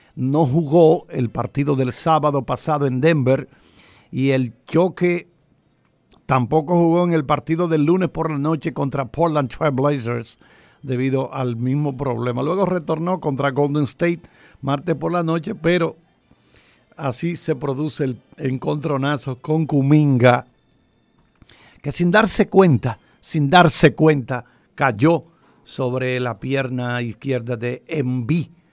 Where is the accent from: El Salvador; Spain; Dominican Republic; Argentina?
Dominican Republic